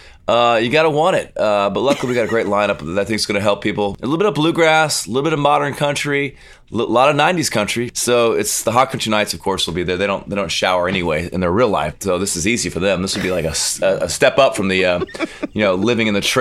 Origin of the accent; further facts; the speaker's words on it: Arizona, United States; I'm from Arizona